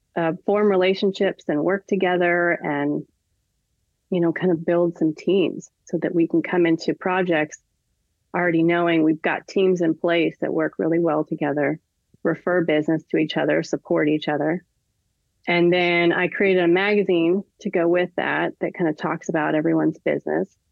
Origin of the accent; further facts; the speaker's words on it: California, United States; moved away; also born or lived in Nashville; I'm from California, but I've never lived in San Diego